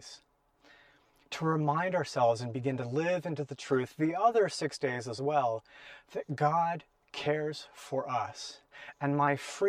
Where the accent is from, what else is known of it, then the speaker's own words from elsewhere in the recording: Portland, Oregon, United States; growing up in Portland as a kid